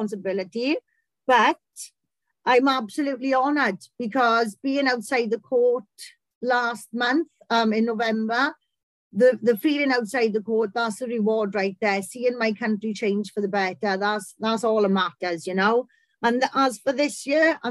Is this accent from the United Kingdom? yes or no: yes; Welsh, Wales, United Kingdom; I'm a Welsh pit pony